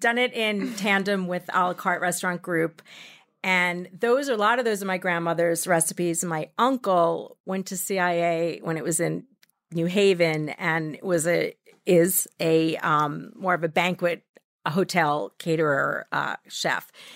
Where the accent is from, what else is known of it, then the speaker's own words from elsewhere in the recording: Massapequa, New York, United States; also born or lived in San Francisco; I grew up in Massapequa.